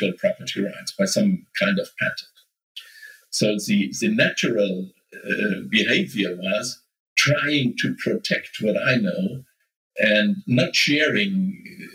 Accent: Nuremberg, Bavaria, Germany; the startup incubator here in my hometown, Nuremberg

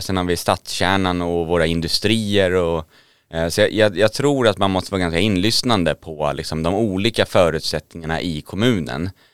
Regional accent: Södertälje, Stockholm County, Sweden; född och uppvuxen i Södertälje kommun

